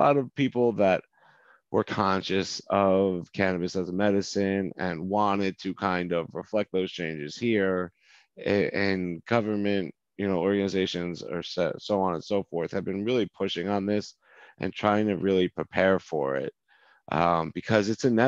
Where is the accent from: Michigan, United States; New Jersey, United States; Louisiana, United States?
New Jersey, United States; Manasquan; also born or lived in Virginia; I'm from a small beach town called Manasquan